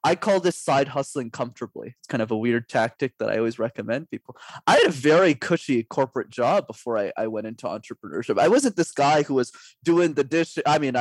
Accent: Canada; I'm Canadian

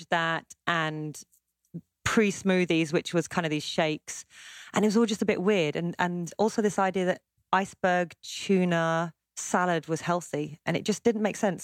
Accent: Surbiton, London, United Kingdom; I live in London. I grew up mostly in southwest London, so it's called Greater London now, as London keeps expanding. In a place called Surbiton, part of Kingston, near Wimbledon.

